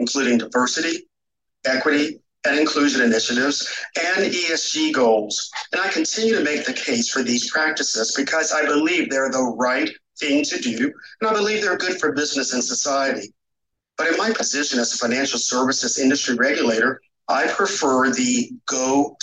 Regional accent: North Carolina, United States; moved away; I am from North Carolina, where I grew up and still like calling it home.

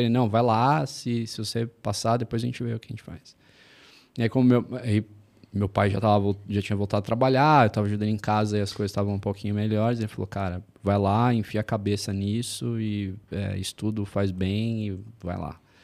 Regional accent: São Paulo, Brazil; eu sou de São Paulo, sou nascido e criado em São Paulo

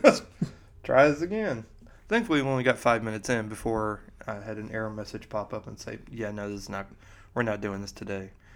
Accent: Missouri, United States; moved away; growing up in Missouri

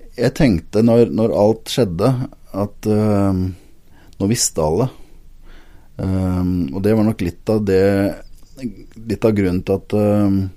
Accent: Lillestrøm, Akershus, Norway; now in Agder, Norway; jeg kommer jo ikke fra Sørlandet, det er jo lett å høre, men, men, hjertet mitt er sørlandsk. Eh, jeg er opprinnelig fra Lillestrøm

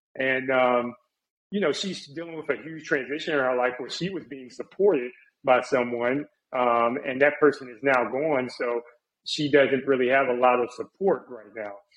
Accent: Charlotte, North Carolina, United States; also born or lived in Jacksonville, Florida / Virginia; I grew up in the Charlotte area

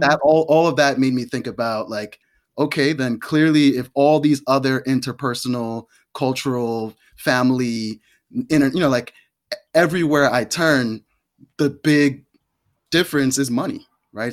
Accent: New York, United States; growing up in New York on welfare

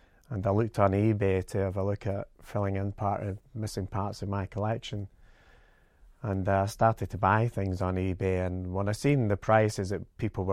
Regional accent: Glasgow, Scotland, United Kingdom; I was born in Glasgow, which was a big shipbuilding region

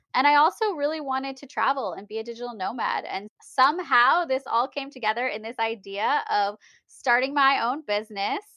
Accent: United States; being American and having been born in America

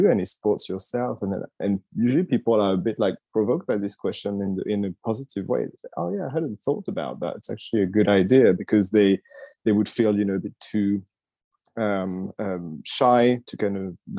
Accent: Paris, Île-de-France, France; moved away as an adult; now in London, United Kingdom; I had been living 5 years in London already. I've been now 10 years in London. I came from Paris.

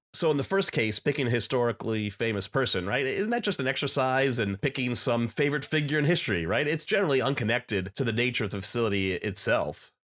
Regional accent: New Jersey, United States; when I was a teenager growing up in New Jersey

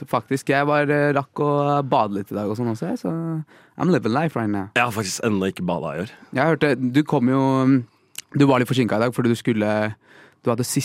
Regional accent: Rakstad, Norway; moved away as an adult; now in Oslo, Norway; Jeg har jo vokst opp der.

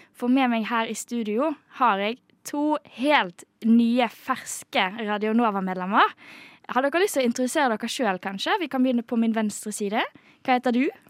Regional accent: Bergen, Vestland, Norway; jeg kommer jo fra Bergen

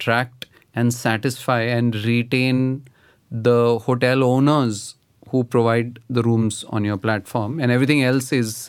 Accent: Delhi, India; I grew up in Delhi

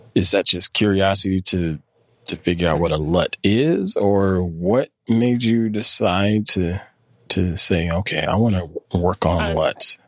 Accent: near Clemson, South Carolina, United States; now in North Carolina, United States; I grew up near Clemson, South Carolina, and it's all football

